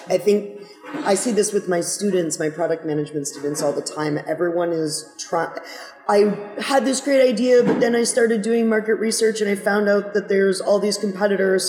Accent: Toronto, Ontario, Canada; moved away; I'm from Toronto originally.

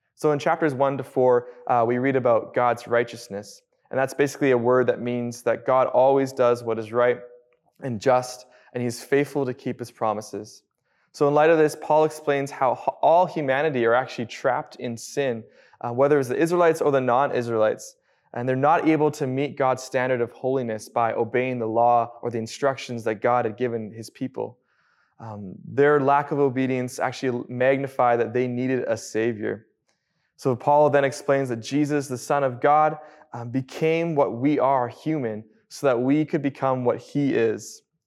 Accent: Abbotsford, British Columbia, Canada; Born and raised in Abbotsford

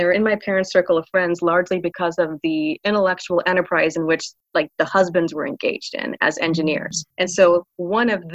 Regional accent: Pensacola, Florida, United States; moved away as an adult; also born or lived in Philadelphia / New Jersey; now in Atlanta, United States; my parents moved from where I grew up in Pensacola, Florida, to Orlando, Florida

